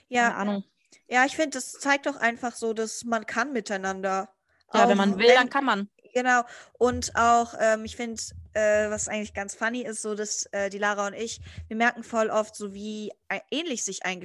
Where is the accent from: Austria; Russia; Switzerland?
Russia; accent: Russian; wenn ich da mit meinem russischen Akzent komme, dass die mich irgendwie auslachen oder so.